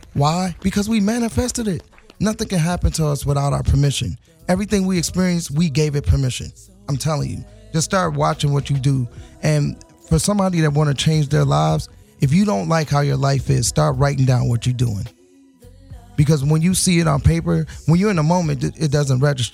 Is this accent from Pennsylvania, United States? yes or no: no; Gary, Indiana, United States; I'm from Gary, Indiana, so I know about living in the projects